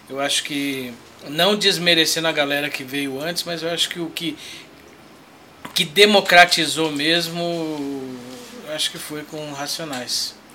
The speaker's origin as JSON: {"language": "Portuguese", "region": "São Paulo", "country": "Brazil", "tie": "born or raised there", "said": "Eu nasci aqui, mas os meus pais são de Pernambuco"}